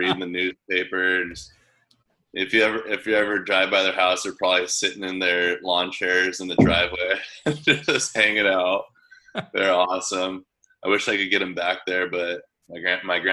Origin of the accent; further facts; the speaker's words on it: San Diego, California, United States; growing up in San Diego